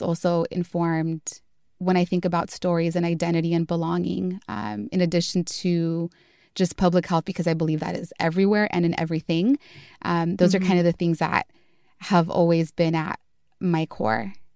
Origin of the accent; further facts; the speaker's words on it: Los Angeles, California, United States; moved away as an adult; also born or lived in Atlanta, Georgia; now in San Francisco Bay Area, United States; was born and raised in Southeast Los Angeles